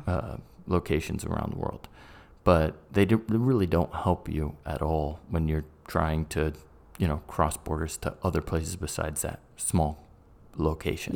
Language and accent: English; England, United Kingdom; also born or lived in United States; I'm an English guy and a Brit and a American.